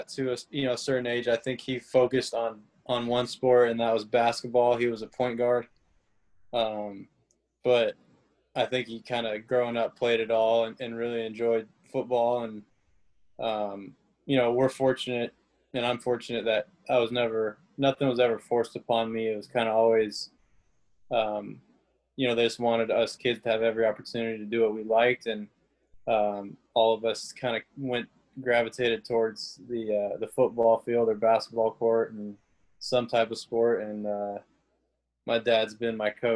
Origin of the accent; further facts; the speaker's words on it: Santa Clarita, California, United States; moved away as an adult; now in Memphis, United States; I'm born and raised in Santa Clarita, California. It's about an hour north of LA. So I'm a Southern California kid